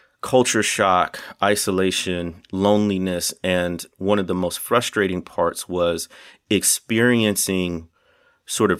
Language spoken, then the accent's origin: English; Illinois, United States; moved away as an adult; also born or lived in Arkansas Delta; now in Arkansas, United States; I grew up in Illinois, and it's about 30 minutes from Kenosha, Wisconsin, solidly in the Midwest, and that's where I was born and raised